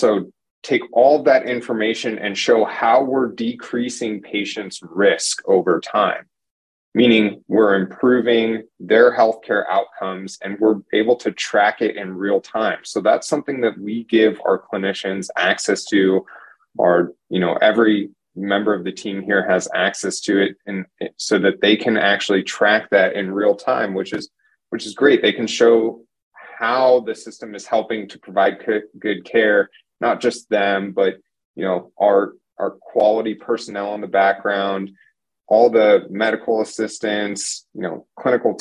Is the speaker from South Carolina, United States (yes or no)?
no; Phoenix, Arizona, United States; I'm from the Phoenix area, lived here all my life, ended up moving away for school.